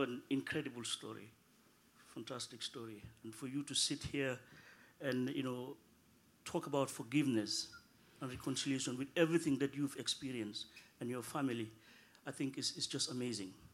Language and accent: English; Gambia; now in Norway; I'm originally from the Gambia, and I work as a policy advisor at the Norwegian Directorate of Integration and Diversity